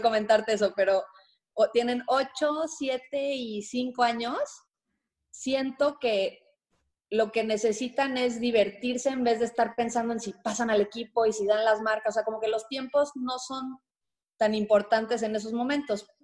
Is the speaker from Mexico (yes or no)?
yes; Mexico City, Mexico; nací, nací en la Ciudad de México este, y a los seis años nos mudamos de casa